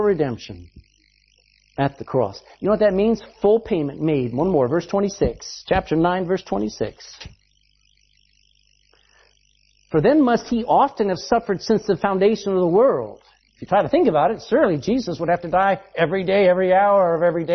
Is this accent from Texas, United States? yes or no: yes; Texas, United States; I'm a Texan